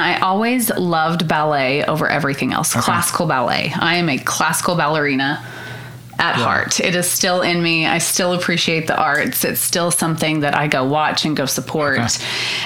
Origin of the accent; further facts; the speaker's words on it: Hollis, Oklahoma, United States; also born or lived in Altus, Oklahoma; So I'm from Hollis. It's a very, very tiny town